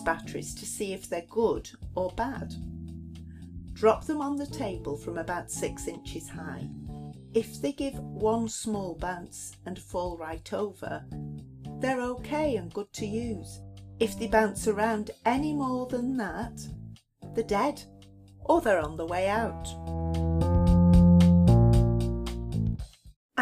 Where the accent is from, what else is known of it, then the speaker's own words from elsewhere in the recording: Lancashire, North West England, United Kingdom; I'm from Lancashire, other side of the Pennines.